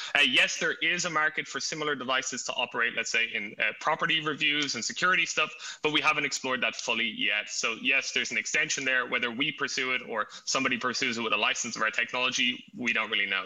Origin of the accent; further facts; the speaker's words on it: Ireland; now in Berlin, Germany; I'm actually uh, Irish. So if you hear an accent, it is not it is not German